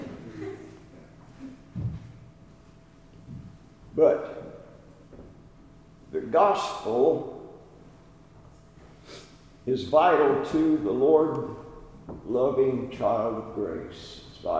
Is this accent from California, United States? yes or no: yes; California, United States; moved away; I grew up in California